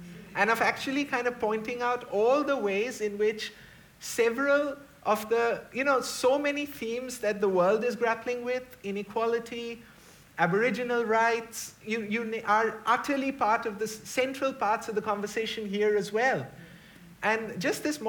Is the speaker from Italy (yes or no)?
no; India; moved away as an adult; now in New Zealand; We're in a very dark time in India right now